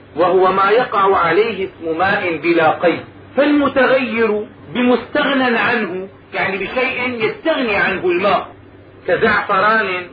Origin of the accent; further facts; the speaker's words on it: Damascus, Damascus Governorate, Syria; عندنا في دمشق